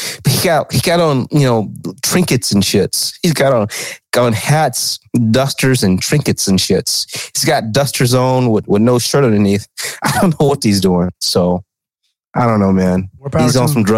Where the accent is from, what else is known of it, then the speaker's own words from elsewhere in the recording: the South, United States; Growing up in the South